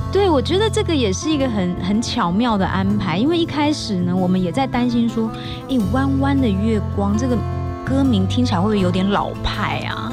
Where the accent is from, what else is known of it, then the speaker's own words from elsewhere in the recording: Kaohsiung, Taiwan; moved away; 我在九月十八号，我会回到我的故乡高雄